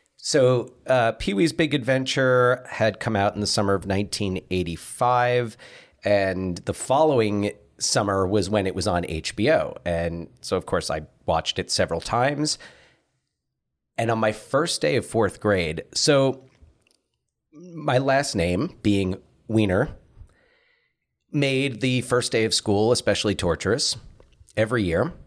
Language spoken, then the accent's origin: English; New Jersey, United States; moved away; also born or lived in Pacific Northwest; We're Pacific Northwesterners from New Jersey